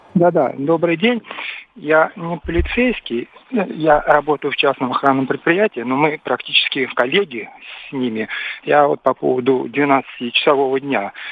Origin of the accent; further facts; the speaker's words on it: Moscow, Russia; я москвич, работаю в Москве и живу в Москве